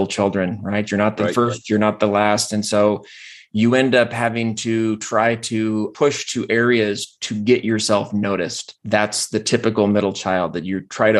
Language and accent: English; Walla Walla, Washington, United States; moved away as an adult; also born or lived in Seattle, Washington; now in Arizona, United States; I grew up in Walla Walla, Washington